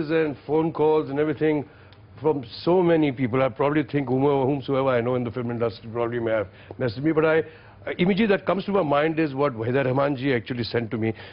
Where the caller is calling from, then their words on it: Chandigarh, India; Hello, sir. … I'm from Chandigarh.